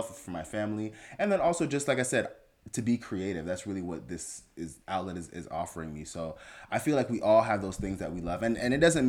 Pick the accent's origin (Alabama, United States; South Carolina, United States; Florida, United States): Florida, United States; Fort Lauderdale; also born or lived in Jamaica; We came here from Jamaica when I was 6, lived in Fort Lauderdale.